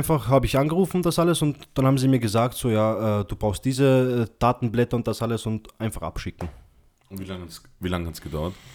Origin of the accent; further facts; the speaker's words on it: Austria; ich bin Österreicher, Freund.